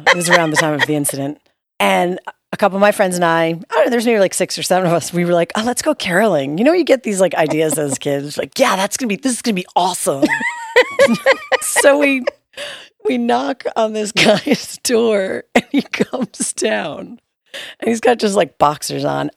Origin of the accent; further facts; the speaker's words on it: New York, United States; moved away; we're from New York